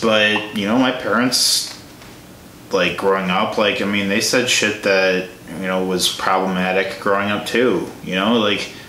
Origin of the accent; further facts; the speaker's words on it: Illinois, United States; I'm from Illinois as well